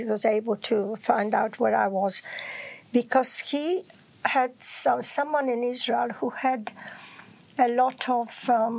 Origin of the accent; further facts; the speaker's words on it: Poland; some from Germany, and I was from Poland.